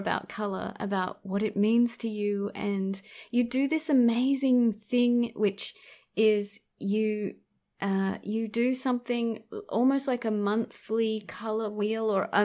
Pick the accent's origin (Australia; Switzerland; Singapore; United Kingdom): Australia; born and raised in Australia